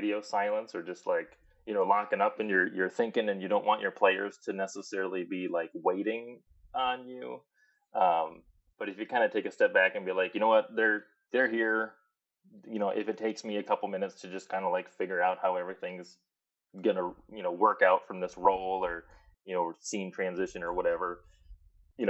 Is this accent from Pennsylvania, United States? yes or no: no; Minnesota, United States; I come from a pretty small town in Minnesota